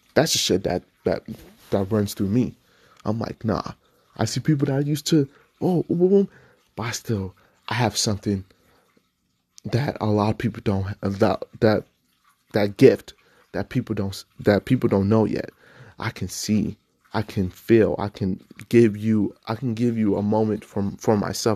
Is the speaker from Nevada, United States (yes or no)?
yes; Nevada, United States; I grew up in Nevada